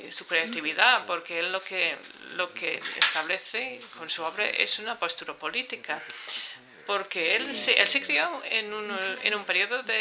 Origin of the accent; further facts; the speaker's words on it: France; nací en Francia